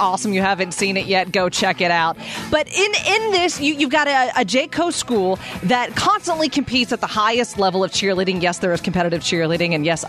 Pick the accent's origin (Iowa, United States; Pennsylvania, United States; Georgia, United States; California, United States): Pennsylvania, United States; Pittsburgh; I'm from Pittsburgh